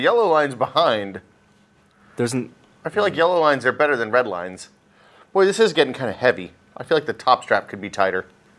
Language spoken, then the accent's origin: English; Northeast Tennessee, United States; When I was growing up in Northeast Tennessee